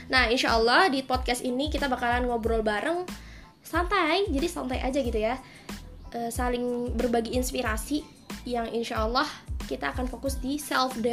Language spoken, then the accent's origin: Indonesian; Kendal, Central Java, Indonesia; aku asalnya dari Kendal, nggak banyak yang tahu kota Kendal ini, maka aku selalu bilang Semarang gitu ya.